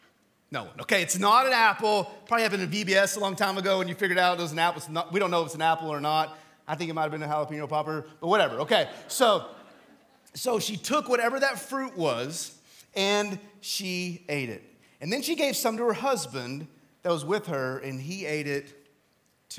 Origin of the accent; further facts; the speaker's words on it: Texas, United States; I'm from Texas